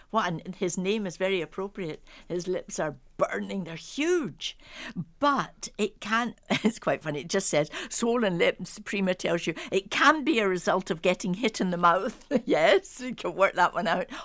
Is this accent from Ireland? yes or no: yes; Dublin, Leinster, Ireland; I grew up in Dublin.